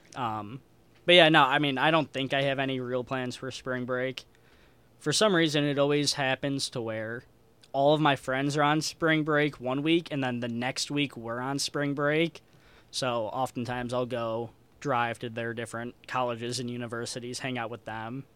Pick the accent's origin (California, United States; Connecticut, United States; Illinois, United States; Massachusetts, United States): Illinois, United States; Chicago; moved away as an adult; now in Davenport, United States; I'm from Chicago